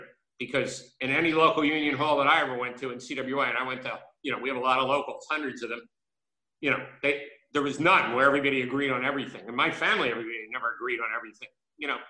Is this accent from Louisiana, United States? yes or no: no; Philadelphia, Pennsylvania, United States; I grew up in North Philadelphia